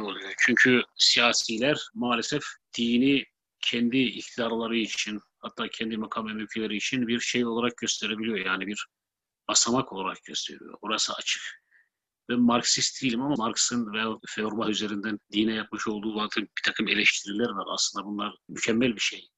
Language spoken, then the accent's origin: Turkish; Black Sea Region, Turkey; ben Karadenizli olduğum halde